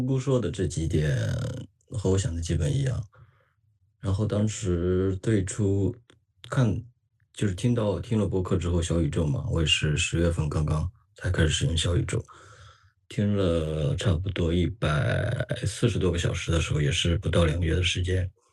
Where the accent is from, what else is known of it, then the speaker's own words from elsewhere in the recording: Qingdao, Shandong, China; also born or lived in Japan; 现在在青岛。我是一名青岛人啊